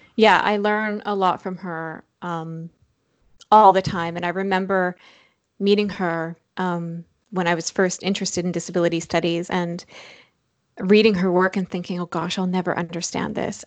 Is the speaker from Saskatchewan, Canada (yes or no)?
yes; Saskatchewan, Canada; now in Toronto, Canada; I'm from Saskatchewan